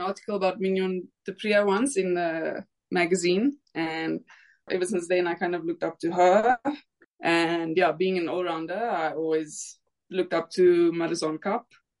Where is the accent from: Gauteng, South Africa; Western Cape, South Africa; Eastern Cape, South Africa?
Eastern Cape, South Africa; East London; moved away as an adult; also born or lived in Bloemfontein / Potchefstroom / Klerksdorp / Brisbane; now in Pretoria, South Africa; I grew up in East London, went to school there, so I played for Border. Then I went to study in Bloemfontein, played for Free State.